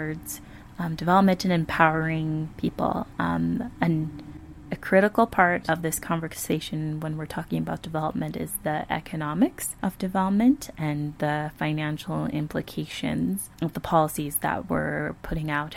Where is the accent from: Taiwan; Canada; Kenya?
Canada; Calgary, Alberta; I am from Calgary, Alberta